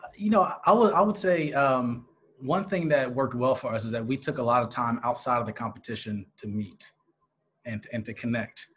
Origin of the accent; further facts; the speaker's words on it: Philadelphia, Pennsylvania, United States; moved away as an adult; also born or lived in Atlanta, Georgia; I'm originally from the greater Philadelphia area